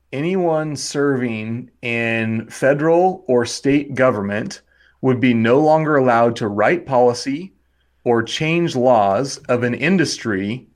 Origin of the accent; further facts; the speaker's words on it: Wyoming, United States; I would say Wyoming is probably what I would say is my original place.